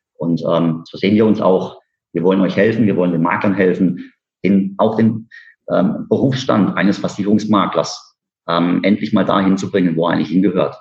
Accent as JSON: {"language": "German", "town": "Karlsruhe", "region": "Baden-Württemberg", "country": "Germany", "tie": "born or raised there", "said": "Wir sitzen bei Karlsruhe. Äh, ich bin in Karlsruhe geboren"}